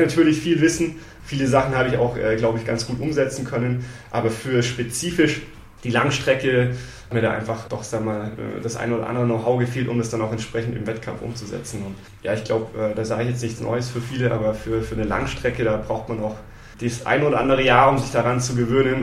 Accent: Munich, Bavaria, Germany; also born or lived in Wiesbaden, Hesse; Wir sind dann aber relativ früh dann schon nach Bayern gezogen, so dritte äh, Grundschulklasse und ähm, genau dann den Rest sozusagen in Bayern, München verbracht.

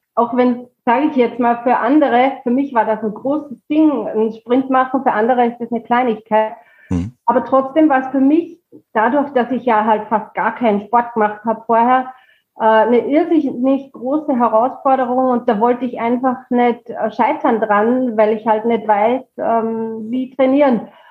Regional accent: Pongau, Salzburg, Austria; moved away as an adult; now in Büchenbach, Germany; ich komme aus Österreich, äh, mhm. aus dem schönen Bundesland Salzburg, da aus dem Pongau

